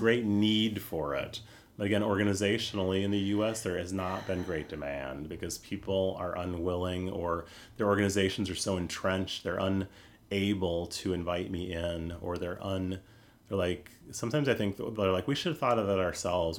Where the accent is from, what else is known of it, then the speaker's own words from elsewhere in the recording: United States; I'm American